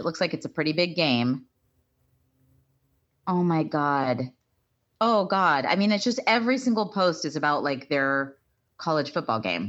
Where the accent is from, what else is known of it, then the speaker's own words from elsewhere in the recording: Texas, United States; also born or lived in Waco / Dallas; I grew up in Texas.